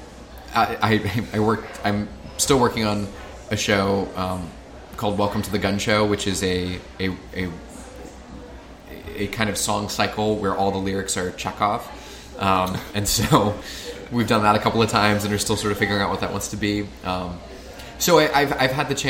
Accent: Midwest, United States; I grew up in the Midwest as a Notre Dame fan

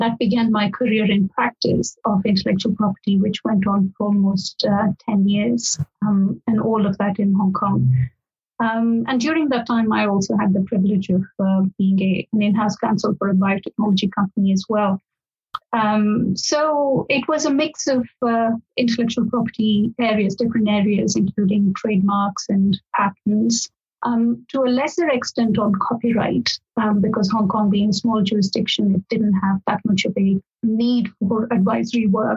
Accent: India; moved away as an adult; now in Oxford, United Kingdom; I am from India originally. That's where I did my basic law degree as well.

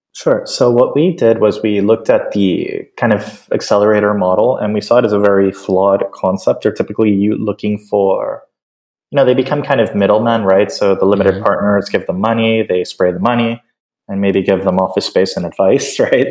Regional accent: Caracas, Capital District, Venezuela; I'm originally from Caracas, Venezuela

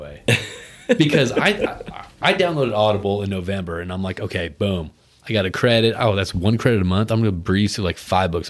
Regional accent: United States; I'm American

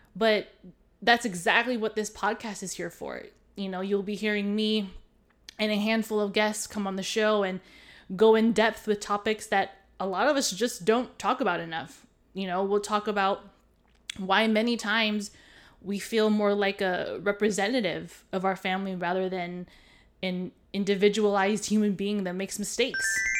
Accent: Hawaii, United States; now in continental US; I was born and raised in Hawaii

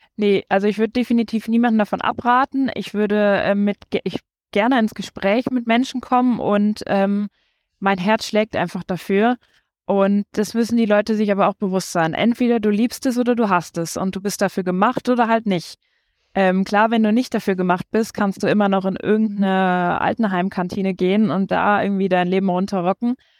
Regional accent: Siegen, North Rhine-Westphalia, Germany; also born or lived in Düsseldorf / Nuremberg; now in Regensburg, Germany; geboren bin ich in Düsseldorf, mhm. ähm, sind dann umgezogen nach Siegen

